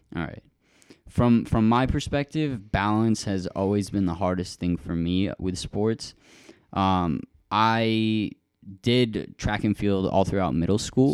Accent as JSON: {"language": "English", "town": "Rochester", "region": "New York", "country": "United States", "tie": "born or raised there", "moved": "yes", "said": "That's actually where Joey and I were both born."}